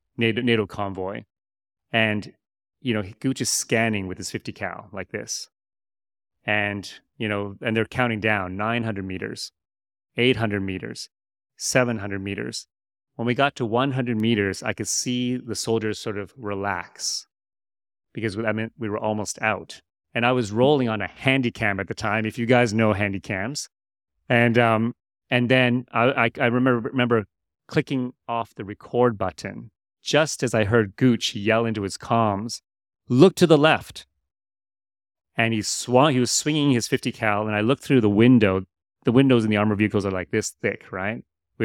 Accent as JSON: {"language": "English", "country": "Canada", "also_born_or_lived": "United States", "moved": "as an adult", "lives_now": "Malaysia", "said": "I'd like to say that I do have a Malaysian connection. I am Canadian. I was born in the U.S. My stepfather was Canadian."}